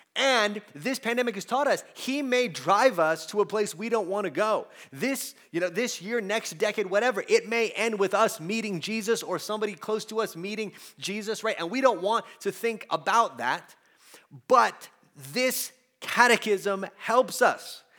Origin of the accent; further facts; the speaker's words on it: United States; we as American Christians